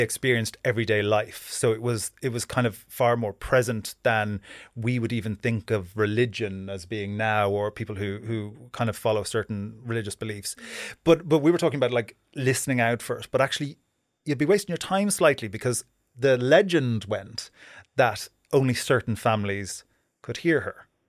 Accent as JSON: {"language": "English", "country": "Ireland", "tie": "born or raised there", "said": "growing up in Ireland"}